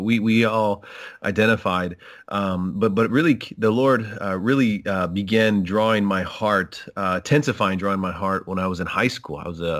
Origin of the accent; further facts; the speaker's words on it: El Paso, Texas, United States; born there; So I was born in El Paso, Texas.